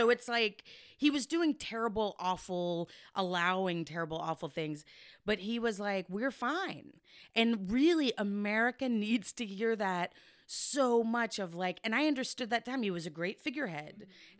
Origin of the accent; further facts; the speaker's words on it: Texas, United States; I'm from Texas.